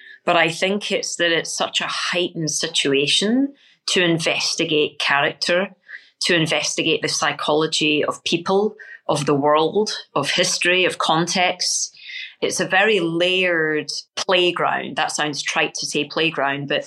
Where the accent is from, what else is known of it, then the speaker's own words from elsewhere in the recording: Scotland, United Kingdom; being Scottish, right, and growing up in that environment where we're the underdogs